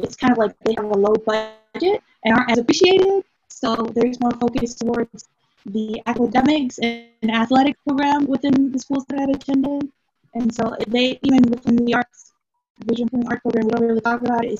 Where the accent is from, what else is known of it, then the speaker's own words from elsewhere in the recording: Durham, North Carolina, United States; my hometown, Durham